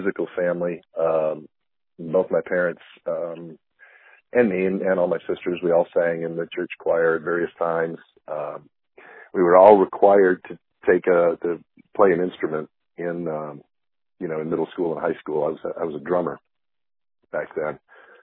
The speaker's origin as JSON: {"language": "English", "town": "Grand Rapids", "region": "Michigan", "country": "United States", "moved": "yes", "lives_now": "Florida, United States", "said": "I'm originally from Southwest Michigan, Grand Rapids area"}